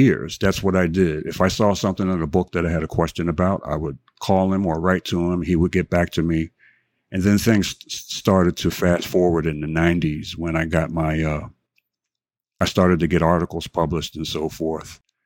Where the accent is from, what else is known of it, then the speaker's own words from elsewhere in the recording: Philadelphia, Pennsylvania, United States; born and raised in Philadelphia